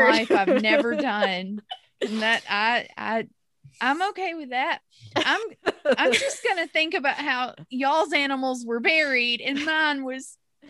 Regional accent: Mississippi, United States; growing up in Mississippi

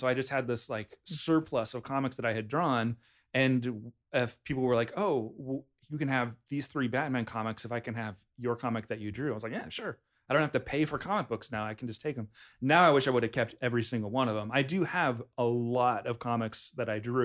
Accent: Hayward, California, United States; I was born in Hayward, California

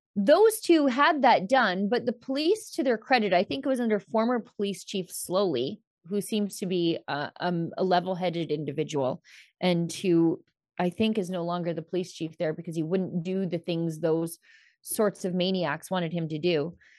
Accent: Alberta, Canada; I'm from Alberta

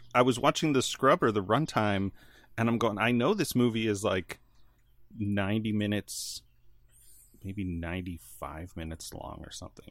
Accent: outside Chicago, Illinois, United States; I grew up outside Chicago

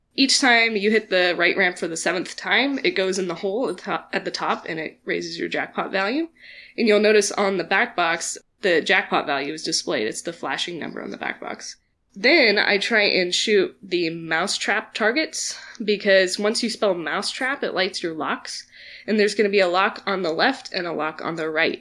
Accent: Kansas City, United States; I'm from Kansas City

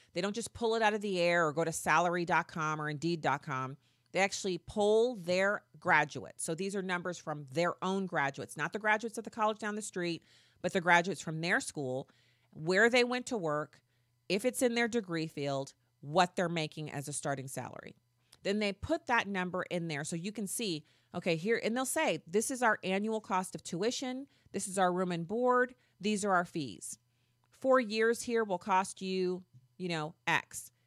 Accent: United States; I'm not British. See, I'm an American

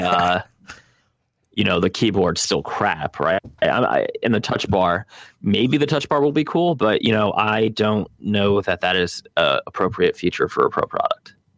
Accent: Nigeria; I'm actually from Nigeria, not Kenya.

